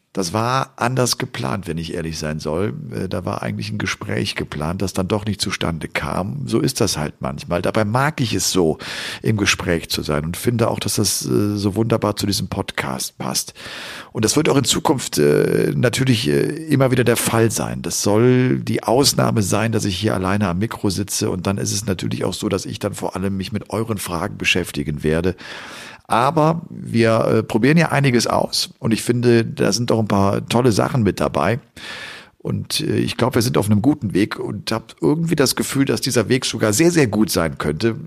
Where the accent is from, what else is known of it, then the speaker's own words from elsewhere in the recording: Cologne area, North Rhine-Westphalia, Germany; ich komme ja aus der Kölner Gegend